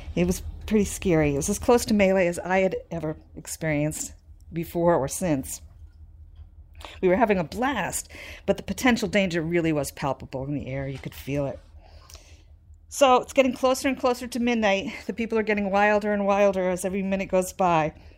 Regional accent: New Hampshire, United States; I was from New Hampshire

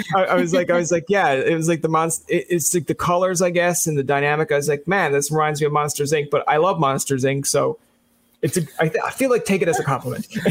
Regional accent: Newfoundland and Labrador, Canada; now in Ottawa, Canada

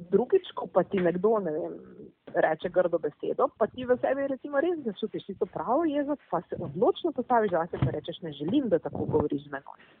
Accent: Slovenia

